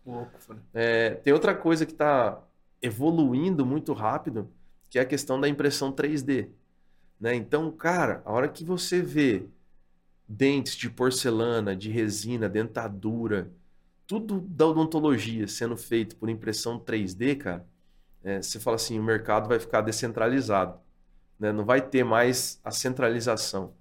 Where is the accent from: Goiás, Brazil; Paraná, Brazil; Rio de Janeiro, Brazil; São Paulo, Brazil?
Paraná, Brazil; moved away; also born or lived in Londrina; fui morar em Biporã de novo, lá onde eu nasci